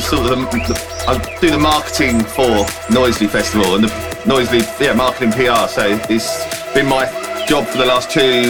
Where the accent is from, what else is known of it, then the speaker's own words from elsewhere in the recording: Gravesend, South East England, United Kingdom; I'm from Gravesend